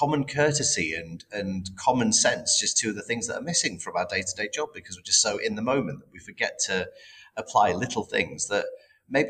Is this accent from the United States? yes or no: no; United Kingdom; we're not very good as British people